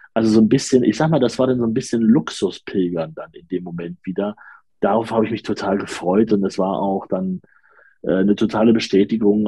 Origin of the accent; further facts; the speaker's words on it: Leipzig, Saxony, Germany; ich bin auch aus Leipzig.